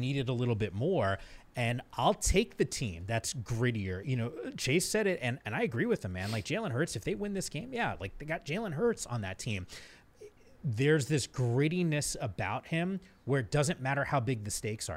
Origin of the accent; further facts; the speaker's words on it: Northeast, United States; moved away; also born or lived in Bay Area; I'm from the Northeast